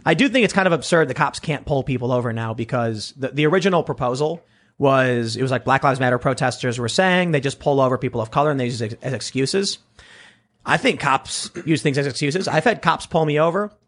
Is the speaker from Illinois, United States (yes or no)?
yes; Chicago, Illinois, United States; I grew up in Chicago.